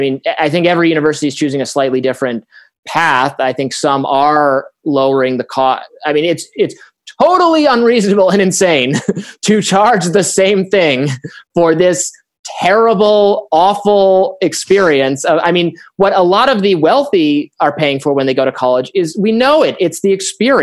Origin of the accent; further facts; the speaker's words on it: Michigan, United States; I'm from Michigan